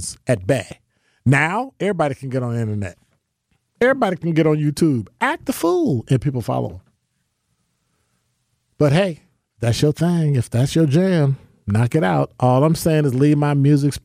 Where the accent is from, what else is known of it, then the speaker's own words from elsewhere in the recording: United States; I'm a black American, African American